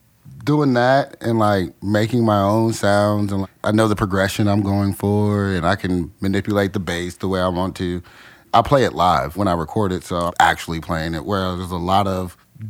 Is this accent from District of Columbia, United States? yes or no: yes; Washington, District of Columbia, United States; moved away as an adult; now in Chattanooga, United States; I'm originally from Washington, D.C. I love it. So I always say that. I lived in D.C. most of my life. Just living in such a melting pot.